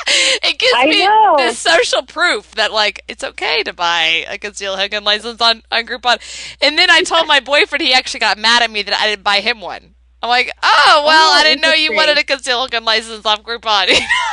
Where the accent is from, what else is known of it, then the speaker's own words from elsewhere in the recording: Texas, United States; also born or lived in Florida, United States; Hey, I'm from Florida and Texas my whole life. I've gone back and forth.